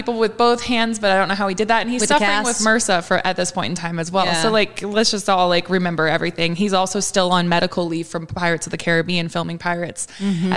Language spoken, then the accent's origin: English; Canada; As a Canadian